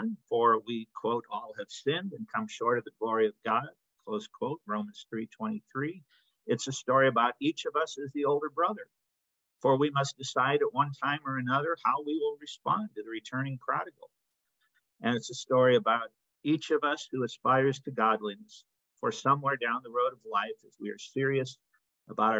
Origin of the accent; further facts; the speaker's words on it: Northern Illinois, United States; moved away as an adult; also born or lived in Aberdeen, Scotland / West Palm Beach, Florida; now in Denver, United States; growing up in Illinois and having relatives